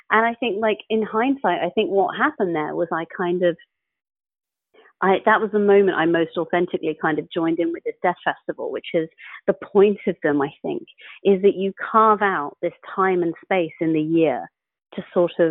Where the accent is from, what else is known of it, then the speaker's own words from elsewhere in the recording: England, United Kingdom; I'm an English atheist talking to a photograph.